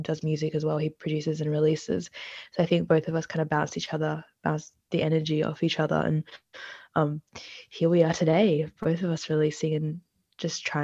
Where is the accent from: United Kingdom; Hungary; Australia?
Australia; Born in Australia, I'm from Australia, South Asian background.